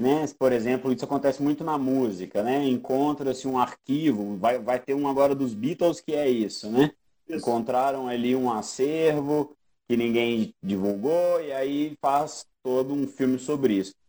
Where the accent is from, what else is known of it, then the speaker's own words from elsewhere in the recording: Brazil; A nossa identificação como sul-americano, brasileiro